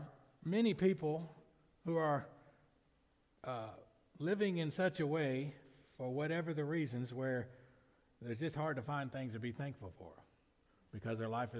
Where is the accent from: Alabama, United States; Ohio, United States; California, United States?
Alabama, United States; Lamar County; I was born in Lamar County, Alabama.